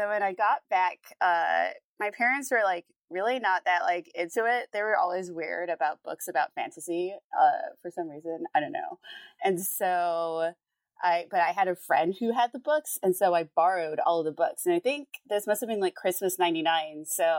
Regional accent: Jamaica; also born or lived in United States; So I'm from Jamaica, And I was back home. This is back. Okay. I've moved back and forth between the US and Jamaica a bunch, and that kind of confuses people.

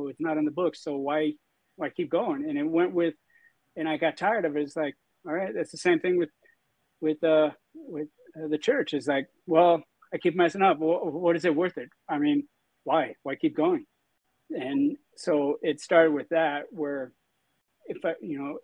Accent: St. George, Utah, United States; I was born and raised in St. George, Utah.

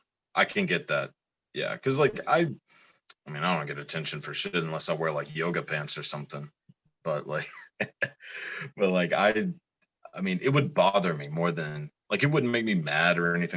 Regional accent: Texas, United States; Shit, so we're rednecks. I mean, I'm from Texas.

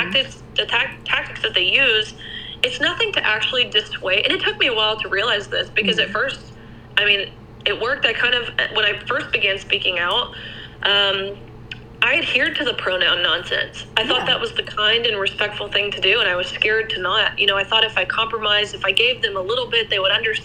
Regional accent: Tennessee, United States; I'm from Tennessee

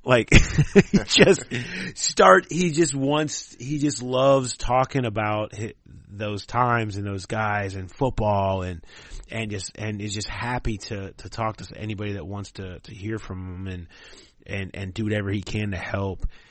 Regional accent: Cincinnati, Ohio, United States; I grew up in Cincinnati in the 80s and 90s

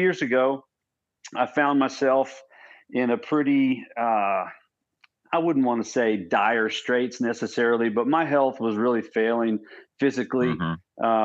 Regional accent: Odessa, Texas, United States; also born or lived in Iowa / Houston, Texas; Came back home and pretty much raised in Texas ever since then. And lived out in a town called Odessa, Texas

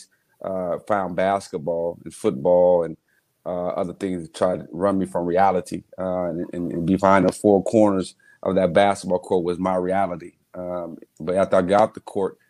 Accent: Muncie, Indiana, United States; Growing up in Muncie in our homes and around the neighborhood

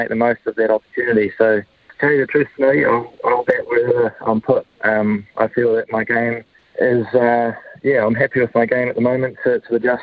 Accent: New Plymouth, Taranaki, New Zealand; I grew up in New Plymouth

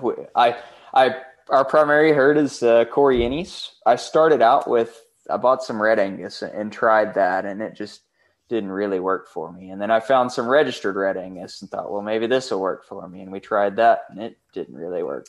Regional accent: Canadian, Texas, United States; I grew up on this ranch, um, in Canadian, and, and I'm living in the house that I actually grew up in.

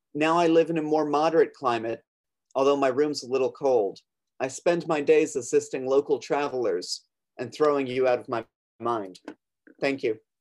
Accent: Long Island, New York, United States; now in Brooklyn, United States; I'm originally from Long Island. I live. I'm calling in from Brooklyn, New York.

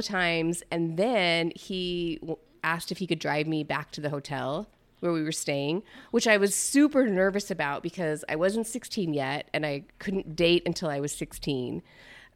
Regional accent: Mesa, Arizona, United States; I'm from Mesa

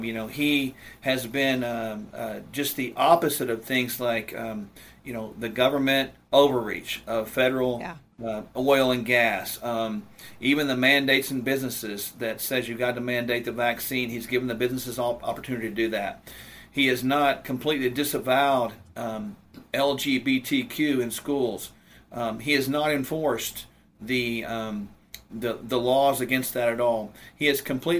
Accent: United States; all of us as American people that have any sense of pride in our country

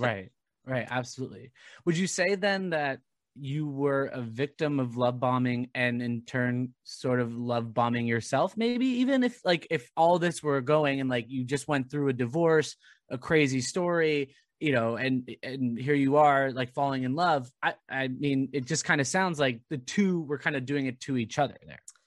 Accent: Southern Orange County, California, United States; I grew up in Southern Orange County

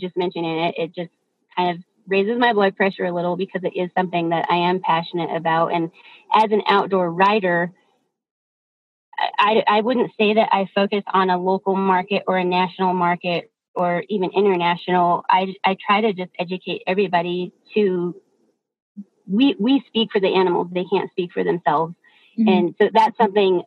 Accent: Colorado, United States; I grew up in Colorado

